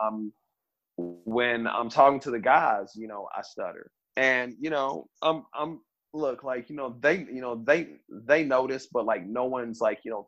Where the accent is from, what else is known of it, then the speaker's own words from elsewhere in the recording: Kansas City, Missouri, United States; also born or lived in California; I'm from Southside, Kansas, Missouri, man. Like, I'm from the ghetto